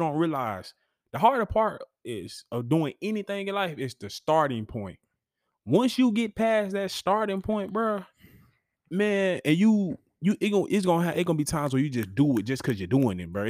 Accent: Huntsville, Alabama, United States; I grew up in Huntsville being a bulldog

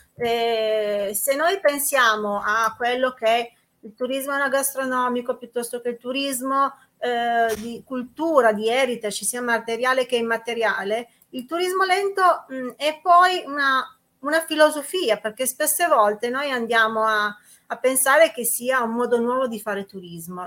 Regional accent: Susa Valley, Piedmont, Italy; territori del cuore, quelli dove sei cresciuta

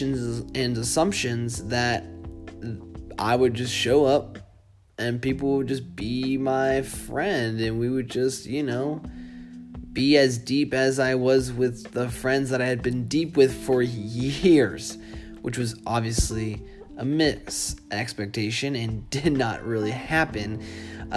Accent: Boston, Massachusetts, United States; moved away as an adult; also born or lived in Seattle; When I grew up in Boston, I never moved a city

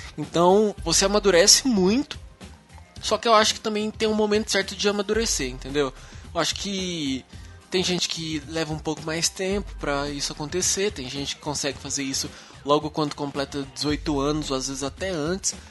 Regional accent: Uberlândia, Minas Gerais, Brazil; moved away as an adult; now in São Paulo, Brazil; eu sou de Minas, sou mineiro

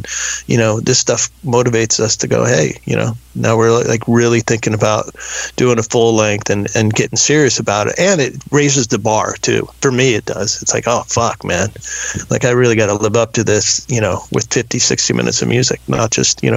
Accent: Texas, United States; I grew up in Texas in a gated community

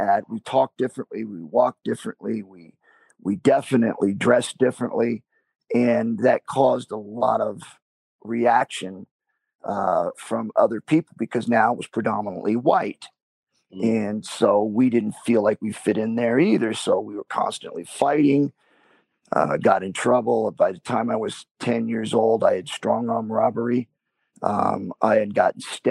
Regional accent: Georgia, United States; I was born in Georgia.

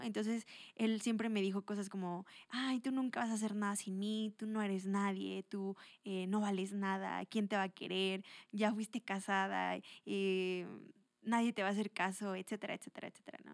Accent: Toluca, State of Mexico, Mexico; also born or lived in Atlacomulco; soy de aquí, de Toluca

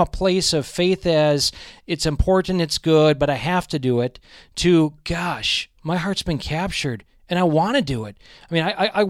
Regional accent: Cleveland, Ohio, United States; moved away; also born or lived in Erie, Pennsylvania; his family, whom we grew up with in Cleveland area

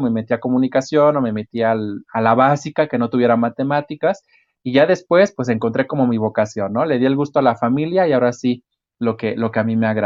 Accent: Mexico; que nos enorgullece como mexicanos.

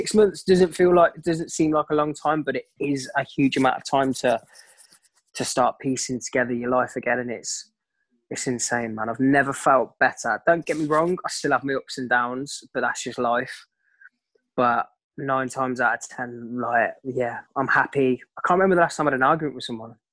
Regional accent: Coventry, West Midlands, United Kingdom; I'm originally from Coventry

